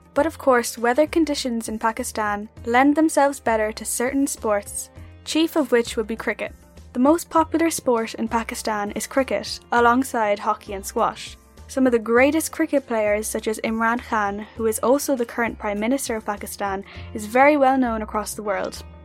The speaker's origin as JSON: {"language": "English", "country": "Ireland", "tie": "born or raised there", "said": "I am a Muslim girl born and raised in Ireland."}